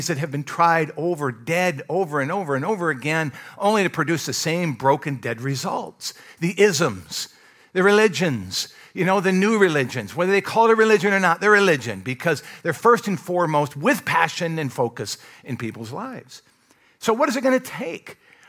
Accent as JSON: {"language": "English", "region": "Michigan", "country": "United States", "tie": "born or raised there", "also_born_or_lived": "Kentucky / Alabama / Iowa", "lives_now": "North Carolina, United States", "said": "I grew up in Michigan, moved to Kentucky, lived there several years, lived in Alabama, moved to Iowa, lived there a few years, and then here in North Carolina."}